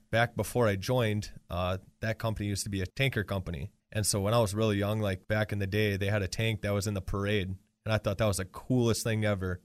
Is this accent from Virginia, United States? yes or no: no; Marinette, Wisconsin, United States; now in Green Bay, United States; I grew up in Marinette, Wisconsin.